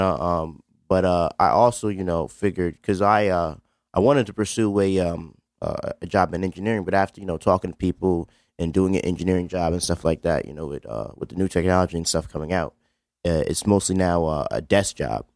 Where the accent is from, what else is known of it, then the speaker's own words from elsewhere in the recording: New Haven, Connecticut, United States; I'm African American male, uh, from Beaver Hills. Um, grew up in a pretty good house